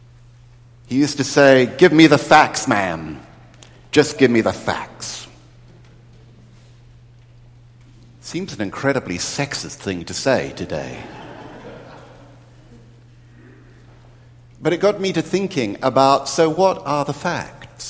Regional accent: New Zealand; moved away; growing up in New Zealand, we didn't get television until 1960

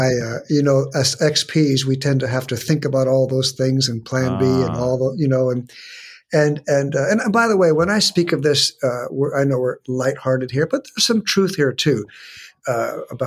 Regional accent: San Diego, California, United States; I was born and raised in San Diego

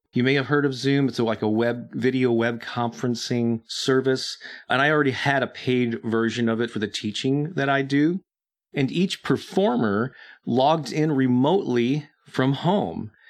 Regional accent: St. Louis, Missouri, United States; my hometown of Saint Louis

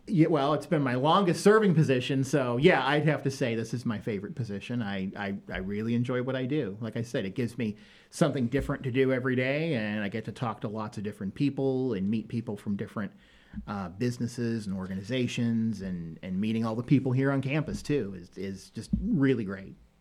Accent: Northeast Ohio, United States; moved away as an adult; also born or lived in Michigan; now in Danville, United States; I am originally from Northeast Ohio

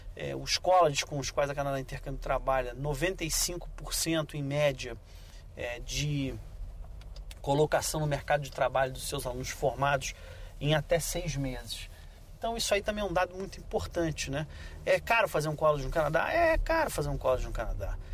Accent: Brazil; eu, como brasileiro

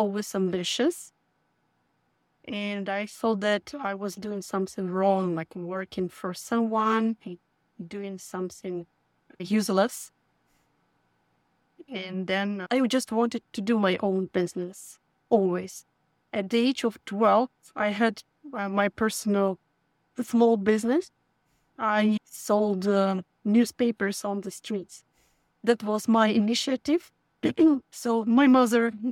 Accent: Donetsk, Donetsk Oblast, Ukraine; moved away as an adult; also born or lived in Kyiv, Ukraine; now in San Francisco, United States; I grew up in Donbas

